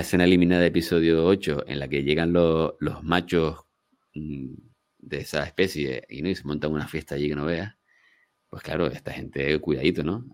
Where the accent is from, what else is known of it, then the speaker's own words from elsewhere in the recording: Gran Canaria, Canary Islands, Spain; Gran Canarios y gente de mi tierra